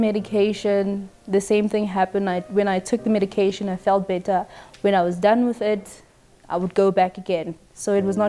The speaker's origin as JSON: {"language": "English", "town": "Pretoria", "region": "Gauteng", "country": "South Africa", "said": "I'm from Pretoria"}